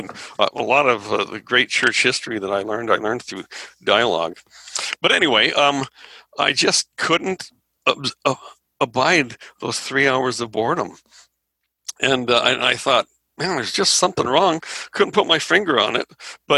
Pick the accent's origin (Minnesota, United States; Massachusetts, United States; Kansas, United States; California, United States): California, United States; Anaheim; I grew up in Anaheim. And it was just a fun place to be, and it was a social experience.